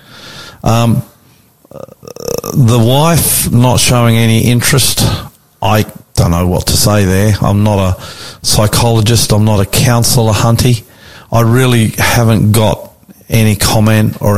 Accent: Australia; us two Aussie bogans

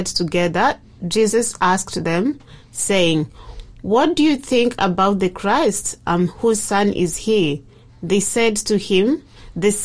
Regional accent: Kenya; I'm from Kenya. And in Kenya we have 42 dialects. And so I'm from the Gusii community

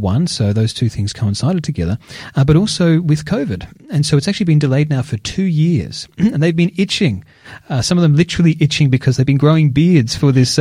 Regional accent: Geelong, Victoria, Australia; my hometown of Geelong

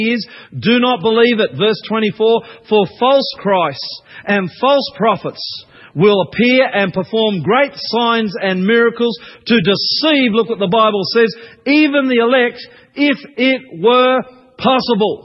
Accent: Queensland, Australia; I grew up in Queensland

